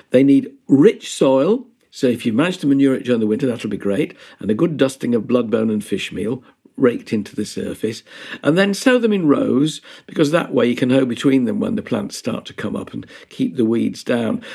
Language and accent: English; Yorkshire and the Humber, United Kingdom; being a Yorkshireman